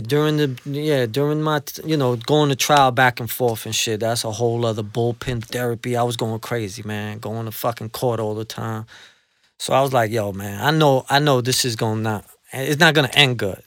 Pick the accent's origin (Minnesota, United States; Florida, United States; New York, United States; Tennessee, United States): New York, United States; New York City; also born or lived in Colombia; I'm from the tough side of, of, of, of Queens, you know, I'm from Jamaica. That's where I was, uh, you know, that's where I lived my life. I was raised in Jamaica.